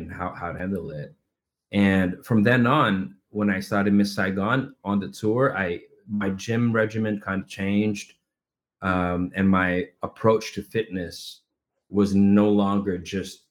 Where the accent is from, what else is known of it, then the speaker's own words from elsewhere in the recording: Philippines; moved away as an adult; I come from the Philippines, where we absolutely love theater. We love musical theater. I grew up in that industry.